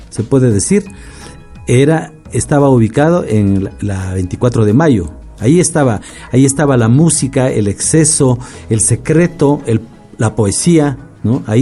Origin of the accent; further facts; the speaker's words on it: Ibarra, Imbabura, Ecuador; now in Quito, Ecuador; yo provengo de Ibarra